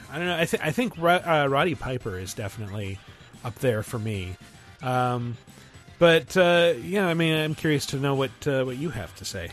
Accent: Toronto, Ontario, Canada; I'm from Toronto

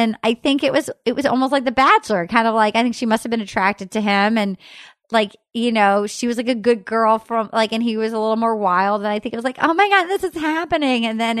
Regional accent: New England, United States; I grew up in New England where they were all like these sort of like bouncy ponytail field hockey playing tennis girls.

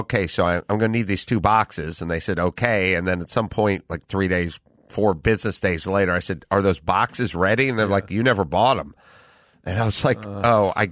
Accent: Los Angeles, California, United States; I'm from North Hollywood. I lived in a garage in North Hollywood my whole life

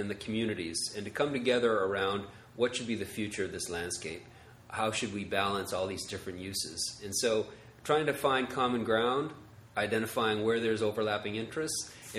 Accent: Maine, United States; now in Los Angeles, United States; I grew up in Maine in a small town.

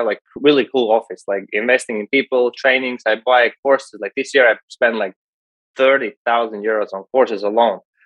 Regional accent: Latvia; I'm from Latvia, a small market locally.

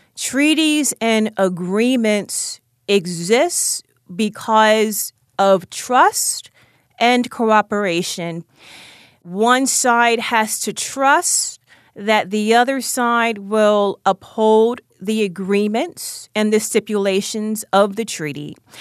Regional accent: Baltimore, Maryland, United States; also born or lived in Howard County, Maryland; I grew up in Baltimore, Maryland, on the East Side. I lived there with my mother and my sister, And when I was in middle school, I moved to Howard County, Maryland

